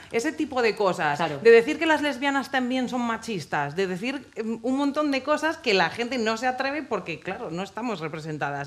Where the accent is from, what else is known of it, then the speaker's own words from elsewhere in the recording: Ávila, Castile and León, Spain; moved away as an adult; yo soy de Ávila, yo no nací en Madrid, yo crecí allí hasta los 18 años